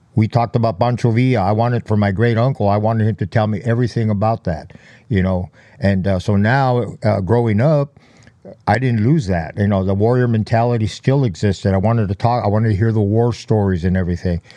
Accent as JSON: {"language": "English", "town": "Los Angeles", "region": "California", "country": "United States", "tie": "born or raised there", "said": "I was born in East L A, b, uh, raised in, uh, the Boyle Heights area, very notorious area, uh, east of downtown Los Angeles"}